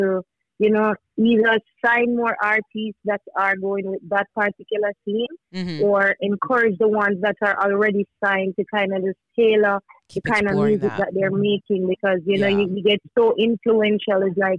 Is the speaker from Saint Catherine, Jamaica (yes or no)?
no; Manchester, Jamaica; I'm from Manchester.